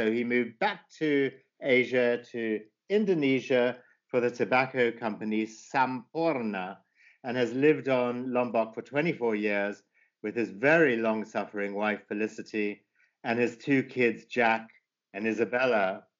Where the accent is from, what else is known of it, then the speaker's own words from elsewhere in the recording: Zimbabwe; my life growing up in Zimbabwe, or formerly Rhodesia, in the 1960s and 70s.